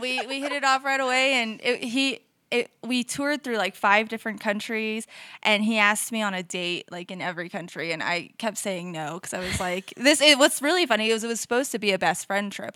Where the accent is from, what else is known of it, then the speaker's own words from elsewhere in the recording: Denver, Colorado, United States; also born or lived in Westminster, Colorado; I grew up in the metro area, um, all around. right in Denver, Westminster